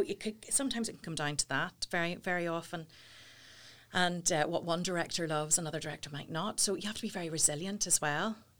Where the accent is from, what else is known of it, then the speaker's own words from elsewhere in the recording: Portadown, Northern Ireland, United Kingdom; I'm from Porta Down